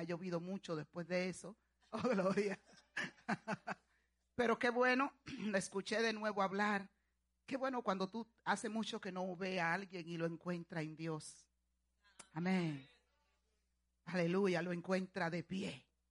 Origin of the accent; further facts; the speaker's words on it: Dominican Republic; allá en mi país, República Dominicana